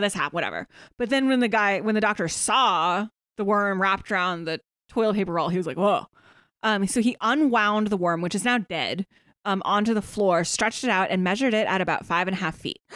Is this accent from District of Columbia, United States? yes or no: no; Kutztown, Pennsylvania, United States; now in Pittsburgh, United States; it's bad where I grew up in Kutztown